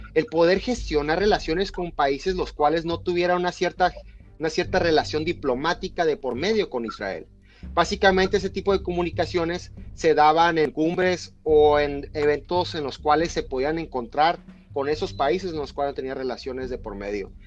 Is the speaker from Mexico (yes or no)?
yes; Mexico; nosotros como mexicanos